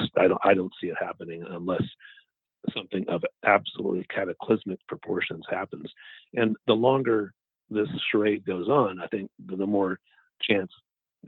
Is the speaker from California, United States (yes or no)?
yes; California, United States; now in Texas, United States; I'm actually a Californian myself